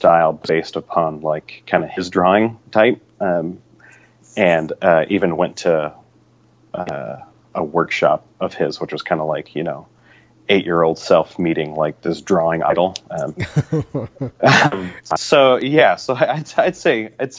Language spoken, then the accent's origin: English; Spokane, Washington, United States; also born or lived in California; now in Seattle, United States; we're originally from California, but grew up in Spokane, which is in eastern Washington